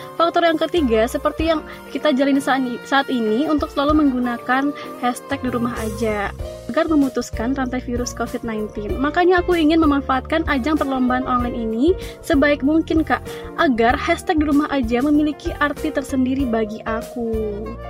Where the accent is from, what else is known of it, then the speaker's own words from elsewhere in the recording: Padang, West Sumatra, Indonesia; aku asli Padang